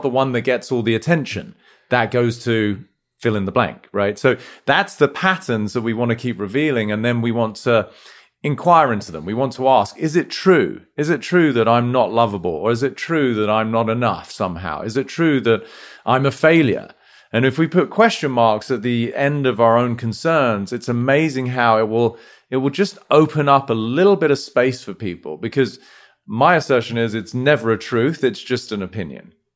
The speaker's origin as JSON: {"language": "English", "country": "United Kingdom", "tie": "born or raised there", "moved": "as an adult", "lives_now": "United States", "said": "as domicile Brit, you know, we were brought up in a sort of relatively reserved way, right? Like, having come here to the States"}